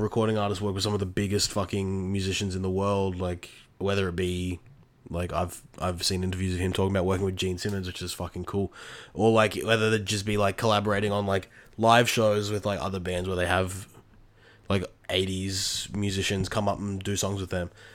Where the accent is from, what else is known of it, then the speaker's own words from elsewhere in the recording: Australia; I grew up in Australia my entire life.